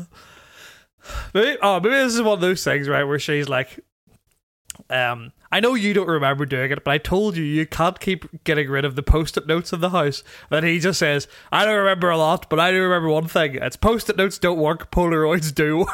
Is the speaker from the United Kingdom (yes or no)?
yes; Tandragee, Northern Ireland, United Kingdom; my hometown of Tandragee in Northern Ireland